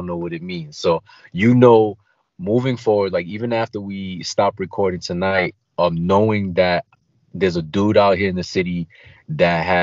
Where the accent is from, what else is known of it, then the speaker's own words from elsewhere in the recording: New York City, New York, United States; also born or lived in Queens; I grew up in Brooklyn. I live in Queens now, but I grew up in Brooklyn.